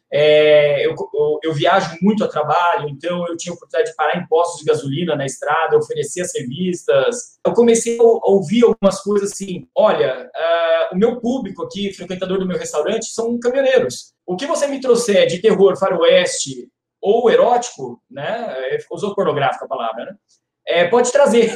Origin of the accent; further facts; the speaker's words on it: São Paulo, Brazil; moved away; also born or lived in Curitiba; eu também sou de São Paulo